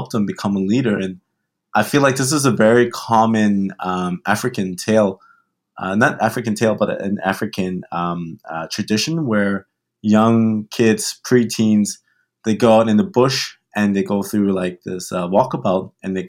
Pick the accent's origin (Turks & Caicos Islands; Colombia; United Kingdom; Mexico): Turks & Caicos Islands; born there; also born or lived in Germany; I was born in the Caribbean, born in Turks and Caicos Islands.